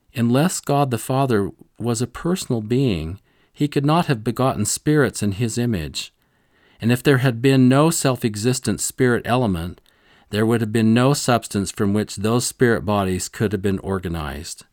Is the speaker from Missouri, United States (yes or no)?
yes; Rolla, Missouri, United States; growing up in Rolla, Missouri, a small town